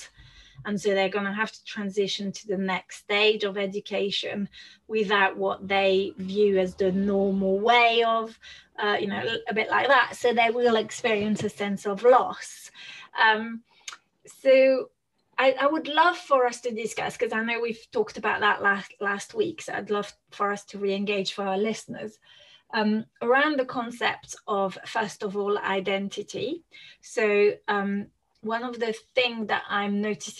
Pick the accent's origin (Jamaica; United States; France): France; moved away; I grew up in France and my parents don't speak very much English